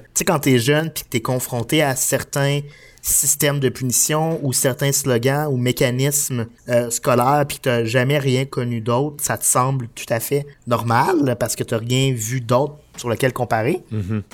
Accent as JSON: {"language": "French", "town": "Saint-Georges", "region": "Quebec", "country": "Canada", "said": "on vient de Saint-Georges-de-Beauce"}